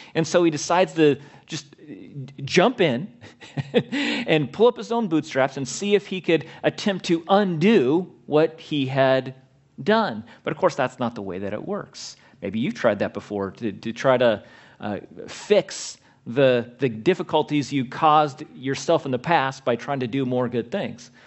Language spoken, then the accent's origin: English; Southern California, United States; I grew up in Southern California, Christian, my entire life